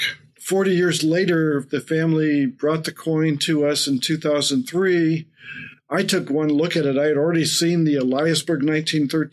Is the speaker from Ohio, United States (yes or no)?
yes; Findlay, Ohio, United States; I came back to Findlay, my hometown here in Ohio